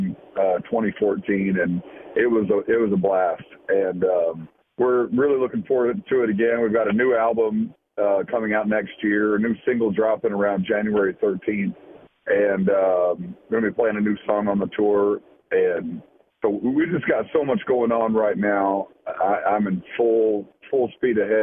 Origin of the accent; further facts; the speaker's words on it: Knoxville, Tennessee, United States; growing up in Knoxville